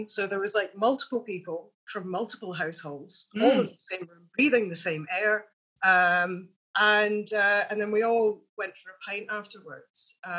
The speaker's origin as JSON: {"language": "English", "town": "Edinburgh", "region": "Scotland", "country": "United Kingdom", "said": "Like, it's such a sociable city, especially because I came from Edinburgh, which was a massive culture shock."}